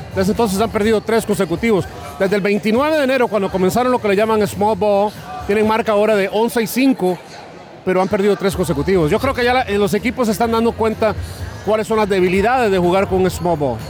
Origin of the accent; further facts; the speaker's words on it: Costa Rica; moved away; yo crecí en Costa Rica